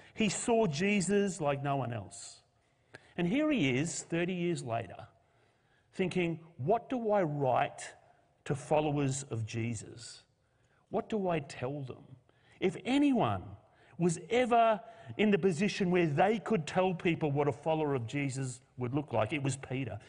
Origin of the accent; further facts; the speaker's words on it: Australia; as a nation, we live in a post-Christian culture. Australia is no longer Christian.